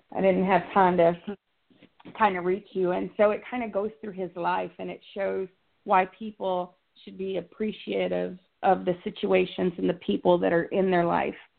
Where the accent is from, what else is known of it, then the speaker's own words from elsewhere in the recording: Texas, United States; I'm from Texas. It's already hot here.